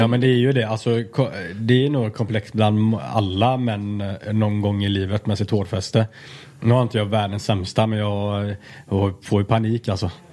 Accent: Alingsås, Västra Götaland, Sweden; moved away; jag kommer från Alingsås, liksom, en liten stad

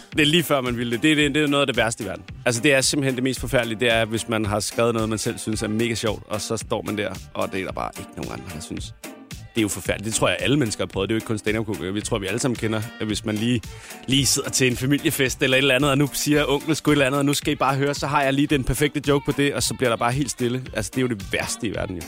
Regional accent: Denmark; vi er danskere jo. Det er fordi, vi bor i Danmark

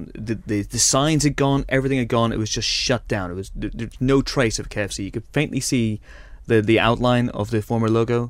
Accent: Northern Ireland, United Kingdom; you and I grew up in Northern Ireland

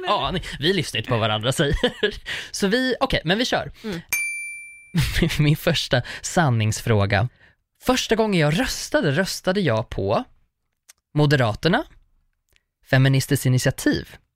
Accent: Sweden; jag kommer ju från Jökskulla

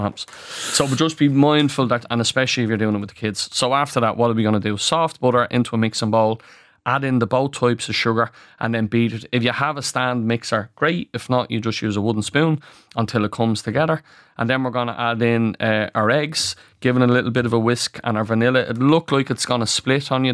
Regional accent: Ireland; as Irish people

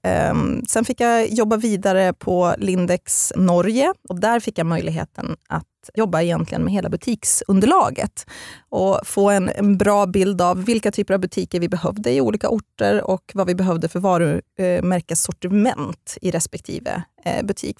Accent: Eskilstuna, Södermanland, Sweden; also born or lived in Getinge / Halmstad; Men jag är främst uppvuxen i Eskilstuna, för mina föräldrar skildes när jag var fem år gammal.

